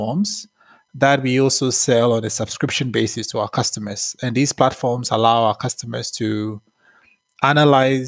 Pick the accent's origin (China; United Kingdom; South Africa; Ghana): Ghana; moved away as an adult; also born or lived in Massachusetts, United States; I was born and raised in Ghana in West Africa. And I grew up in Ghana up until high school